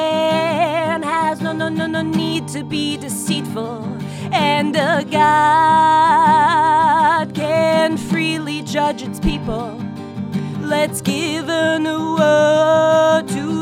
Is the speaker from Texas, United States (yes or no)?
yes; Houston, Texas, United States; moved away as an adult; now in Los Angeles, United States; I grew up in Houston, Texas, but I've been out here in Los Angeles for about 10 years